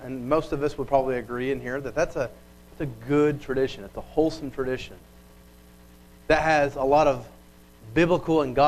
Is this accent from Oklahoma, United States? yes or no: yes; Bixby, Oklahoma, United States; I grew up in Bixby. I still live there